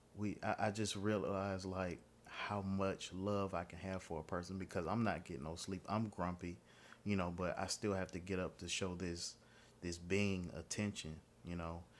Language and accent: English; Pittsburgh, Pennsylvania, United States; now in Atlanta, United States; I'm actually from Pittsburgh, Pennsylvania. Um, moved down here about two, not two, not two thousand, about ninety-five, ninety-six